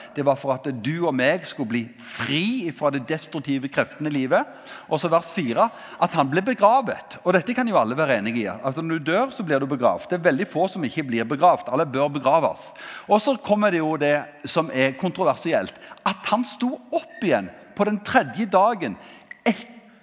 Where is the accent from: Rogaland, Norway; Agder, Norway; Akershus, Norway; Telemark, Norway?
Rogaland, Norway; Ganddal; Jeg kommer fra Gandal